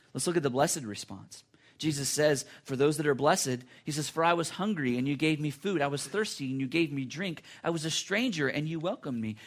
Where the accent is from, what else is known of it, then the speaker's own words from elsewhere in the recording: United States; as American Christians or Christians that are Americans